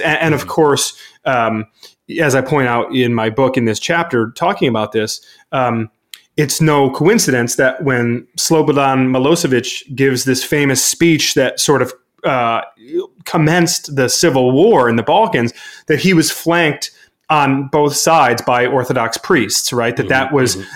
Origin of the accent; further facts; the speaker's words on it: Brighton, Michigan, United States; my hometown in Brighton, Michigan